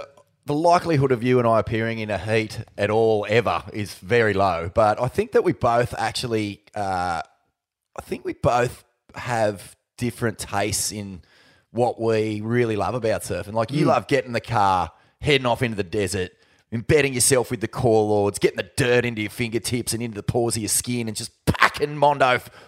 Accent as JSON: {"language": "English", "town": "New Brighton", "region": "New South Wales", "country": "Australia", "tie": "born or raised there", "said": "I grew up in New Brighton."}